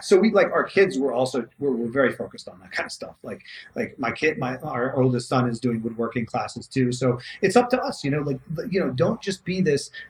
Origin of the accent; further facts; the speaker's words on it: New York City, New York, United States; I grew up in New York City where like nobody knows how to do anything